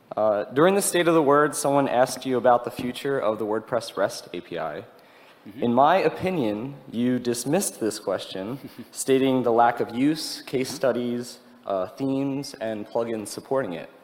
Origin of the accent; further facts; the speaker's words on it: Philadelphia, Pennsylvania, United States; I am also from Philadelphia